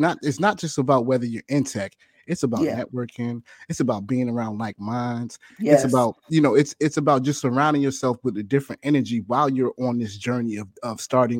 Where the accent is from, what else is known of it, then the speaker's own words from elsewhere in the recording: Philadelphia, Pennsylvania, United States; You know, we over here in West, you from North.